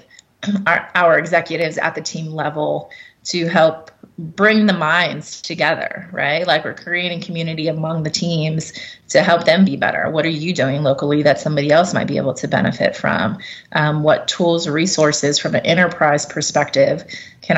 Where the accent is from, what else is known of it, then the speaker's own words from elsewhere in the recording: Cincinnati, Ohio, United States; I got my start with my hometown team of the Cincinnati Bengals